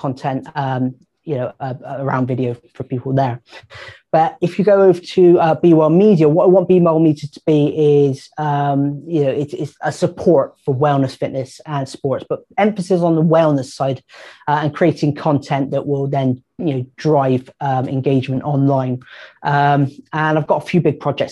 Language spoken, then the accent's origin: English; Bristol, South West England, United Kingdom; I'm from Bristol